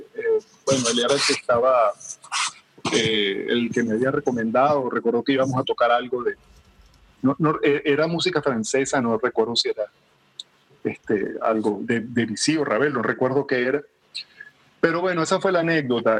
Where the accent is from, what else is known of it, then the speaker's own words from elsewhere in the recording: Maracaibo, Zulia, Venezuela; now in Caracas, Venezuela; yo soy de Maracaibo